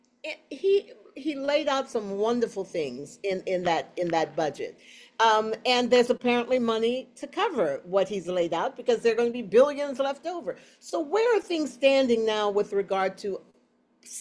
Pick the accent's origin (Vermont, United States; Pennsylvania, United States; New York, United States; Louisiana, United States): Louisiana, United States; New Orleans; I'm from New Orleans.